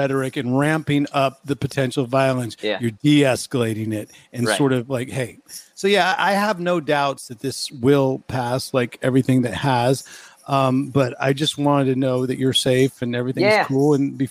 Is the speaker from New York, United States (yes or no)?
yes; New York, United States; And, you know, then you can say, yeah, I'm a New Yorker, but I haven't been there and living there for quite a while.